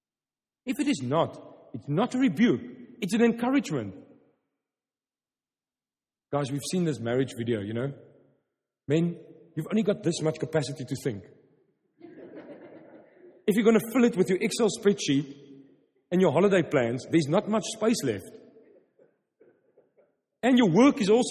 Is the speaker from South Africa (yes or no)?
yes; Stellenbosch, Western Cape, South Africa; first language Afrikaans; English is a second language; I'm from Stellenbosch, wine country.